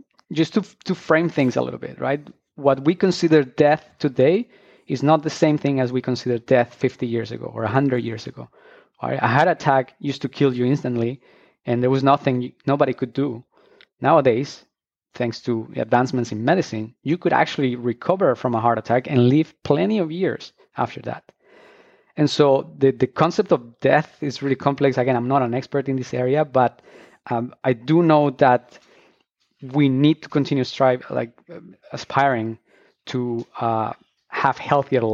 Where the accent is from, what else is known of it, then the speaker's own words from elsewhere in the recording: Colombia; moved away as an adult; I'm actually originally from Colombia, and I studied biology back there